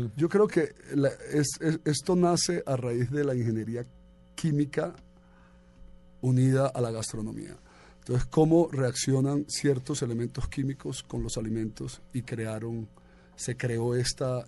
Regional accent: Colombia; also born or lived in Medellín / Bogotá / New York; soy colombiano

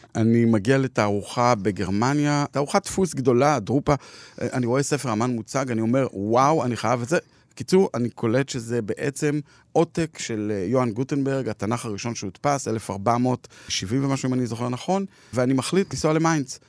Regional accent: Jerusalem, Jerusalem District, Israel; אני גדלתי ברחביה בירושלים, למדתי בגימנסיה רחביה

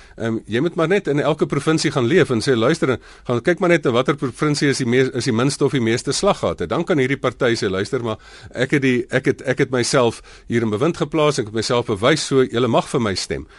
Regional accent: South Africa

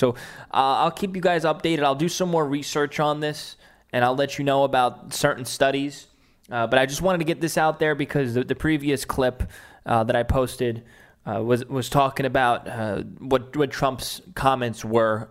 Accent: New York City, New York, United States; moved away; my hometown in Staten Island

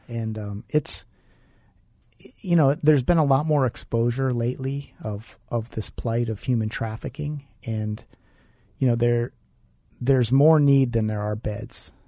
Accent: United States; also born or lived in Milwaukee, Wisconsin; now in Phoenix, United States; she moved out to where we lived in Pennsylvania, West Virginia, Ohio. Small town, we were poor

